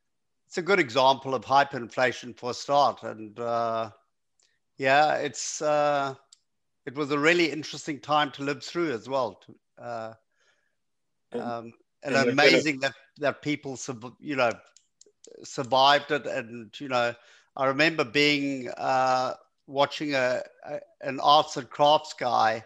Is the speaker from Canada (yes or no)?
no; Zimbabwe; Zimbabwean, which is close enough. Yeah, so okay. Southern Africa. Yeah, I was born and raised in Zimbabwe.